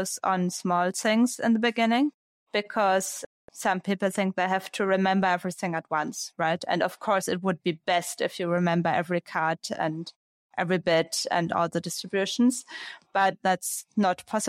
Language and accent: English; Braunschweig, Lower Saxony, Germany; Braunschweig, was my hometown. It's in the north of Germany.